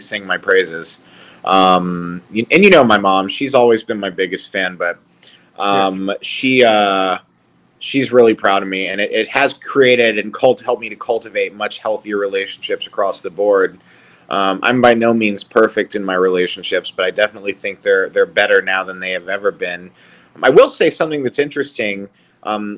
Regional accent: Charleston, South Carolina, United States; moved away as an adult; it's my hometown

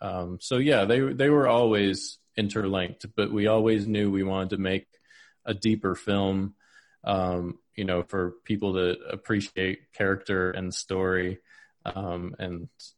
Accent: Pennsylvania, United States; Yeah, I grew up in Pennsylvania in the forest fields and farms of Pennsylvania.

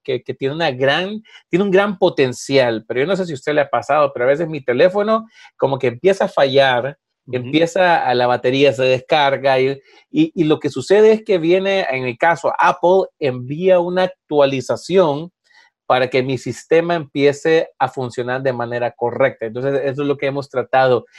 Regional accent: Honduras; cuando yo estaba creciendo, obviamente en Honduras

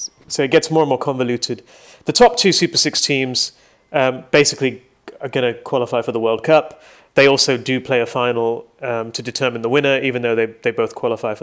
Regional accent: Hong Kong; my hometown

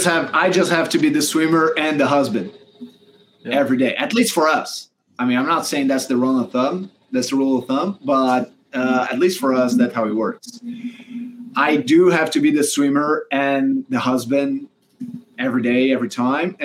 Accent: Brazil; moved away as an adult; also born or lived in Auburn, United States; now in United States; we didn't really want it to go back to Brazil, right? We had green cards at the time. Now we're both American citizens

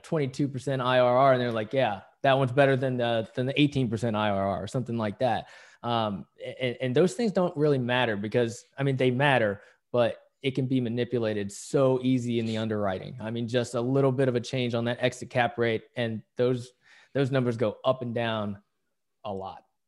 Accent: West Virginia, United States; now in San Diego, United States; I grew up in West Virginia

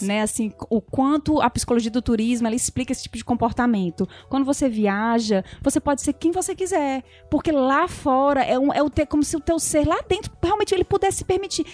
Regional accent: Brazil; nós brasileiros somos realmente diferentes

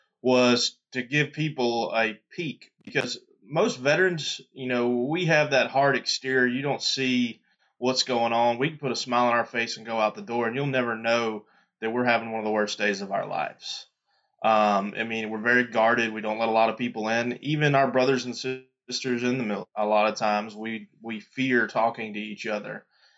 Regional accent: Louisiana, United States; born there; also born or lived in Mississippi / Florida; I was born in Louisiana and spent a lot of time in Mississippi. We lived in Florida. I've kind of lived all over the place

